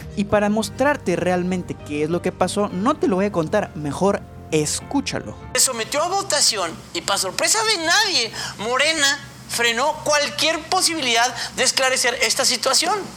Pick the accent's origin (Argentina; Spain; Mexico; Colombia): Mexico; Chihuahua; Yo soy de Chihuahua